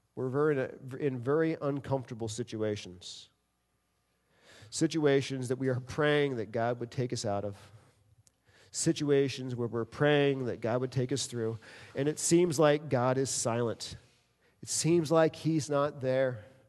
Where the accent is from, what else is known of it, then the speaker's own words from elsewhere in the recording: New York City, New York, United States; moved away; also born or lived in Michigan; I grew up in New York City